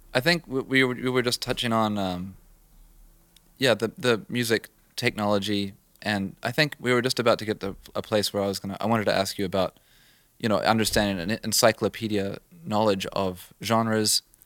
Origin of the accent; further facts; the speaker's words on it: New Zealand; moved away; I grew up in New Zealand